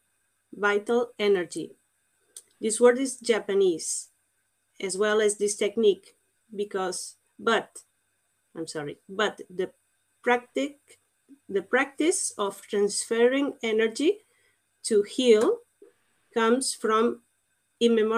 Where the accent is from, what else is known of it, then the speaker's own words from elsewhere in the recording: Portugal; English is a second language; now in Andorra; I'm not English, I'm Portuguese.